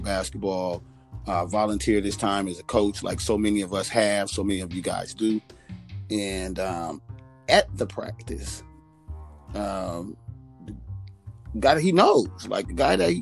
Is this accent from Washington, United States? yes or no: no; Los Angeles, California, United States; I grew up in South Central. So South Central